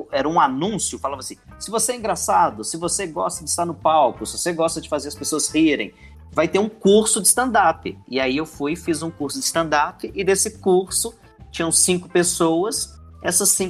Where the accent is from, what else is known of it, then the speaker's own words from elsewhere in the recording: Belo Horizonte, Minas Gerais, Brazil; Então, Minas Gerais, né? Eu sou de Belo Horizonte.